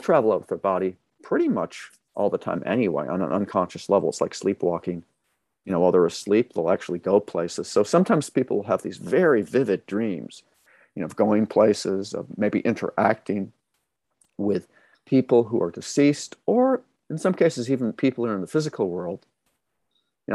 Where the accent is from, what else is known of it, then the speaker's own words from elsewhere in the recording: Massachusetts, United States; now in California, United States; I grew up in Massachusetts